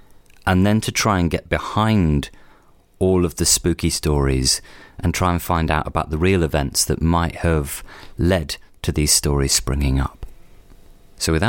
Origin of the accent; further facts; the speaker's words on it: Cornwall, South West England, United Kingdom; Bodmin Jail is one of those places that I was always aware of growing up in Cornwall